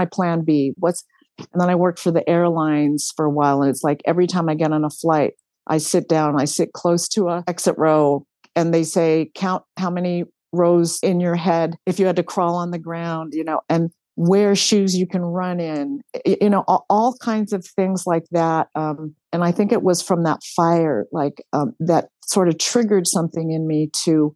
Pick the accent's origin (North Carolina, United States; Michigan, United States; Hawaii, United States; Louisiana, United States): Hawaii, United States; growing up in Hawaii